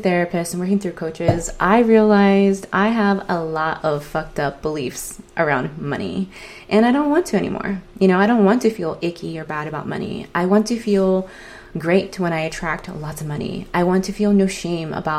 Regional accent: San Diego, California, United States; I grew up in San Diego, California

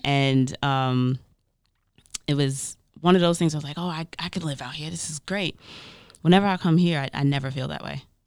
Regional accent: New York, United States; as a New Yorker

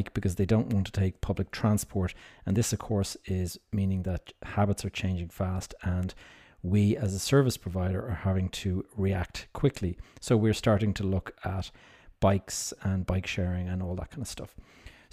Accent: Dublin, Leinster, Ireland; here in my hometown of Dublin

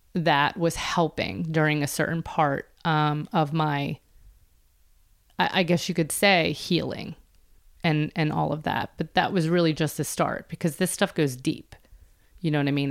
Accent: Philadelphia, Pennsylvania, United States; Philadelphia, which is where I'm from

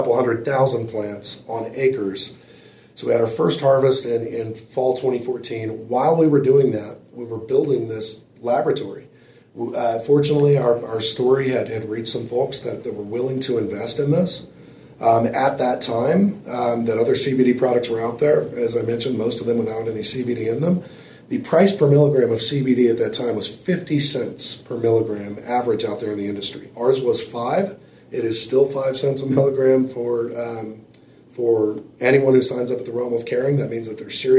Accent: Colorado Springs, Colorado, United States; my hometown of Colorado Springs

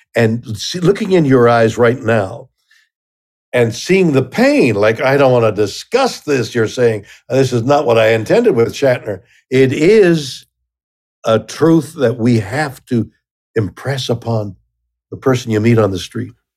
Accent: Canada; I'm Canadian

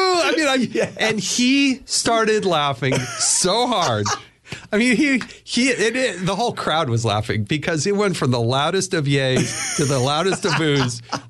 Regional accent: California, United States; born there; I was probably more of either a 49ers or a Raiders guy because I was born up in Northern California.

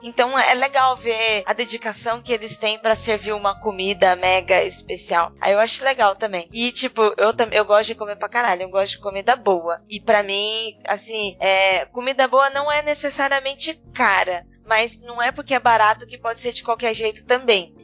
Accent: interior of São Paulo, Brazil; No interior a gente toma puro

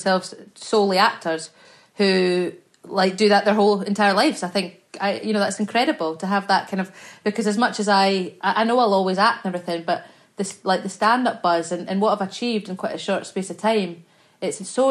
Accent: Scotland, United Kingdom; I'm Scottish. We say it like it's nothing

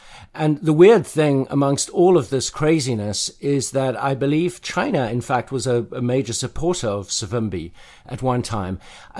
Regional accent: South Africa; when I was growing up in South Africa in the 1980s, one of the big worries of my generation was being drafted.

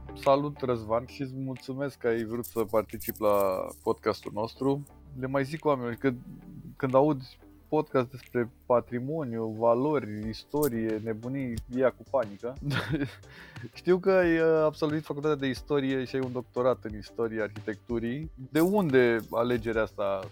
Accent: Bucharest, Romania; sunt bucureștean

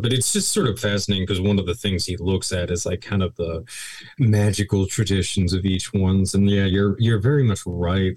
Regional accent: Daytona Beach, Florida, United States; also born or lived in Winchester / West Virginia; we moved to Florida around the time I was in third grade. I was in Florida for many years in the Daytona Beach region.

